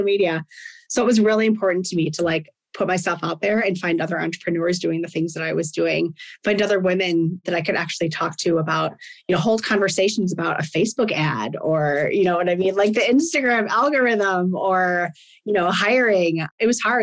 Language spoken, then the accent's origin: English; Wisconsin, United States; moved away; I was born and raised in Wisconsin.